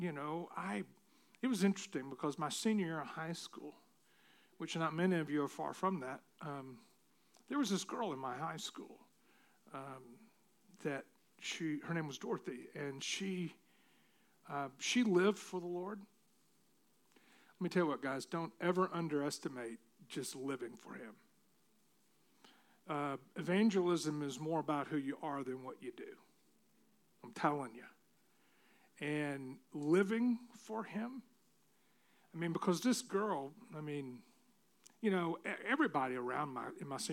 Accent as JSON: {"language": "English", "region": "Tennessee", "country": "United States", "tie": "born or raised there", "said": "I grew up in Tennessee."}